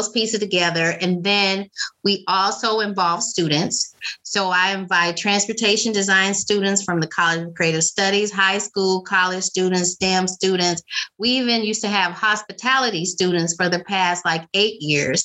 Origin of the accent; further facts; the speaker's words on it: Memphis, Tennessee, United States; moved away as an adult; now in Detroit, United States; I'm from Memphis, Tennessee, and have lived in Detroit for almost 25 years now